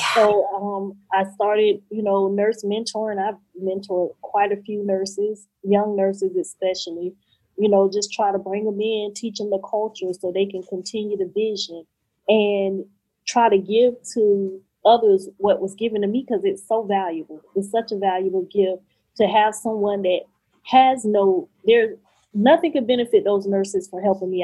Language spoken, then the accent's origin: English; Florida, United States; Angela Bassett is from my hometown